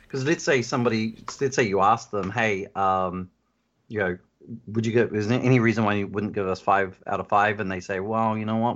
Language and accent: English; New Zealand; now in Phoenix, United States; originally I'm from New Zealand